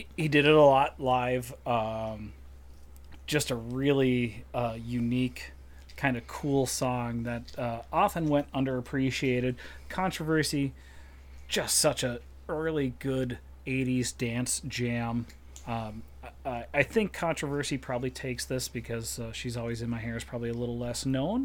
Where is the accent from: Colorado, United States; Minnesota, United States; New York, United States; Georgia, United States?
Minnesota, United States; we're all Minnesotans